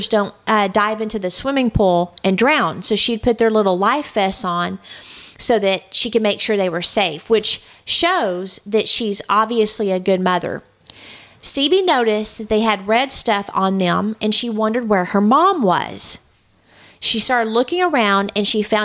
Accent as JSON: {"language": "English", "region": "Texas", "country": "United States", "moved": "yes", "said": "I'm originally from Texas"}